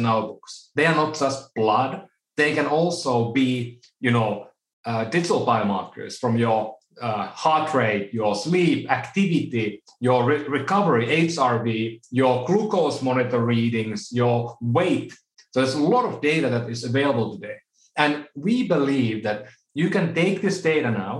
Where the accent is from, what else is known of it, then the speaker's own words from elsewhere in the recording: Oulu, North Ostrobothnia, Finland; now in United States; my hometown in Oulu, Finland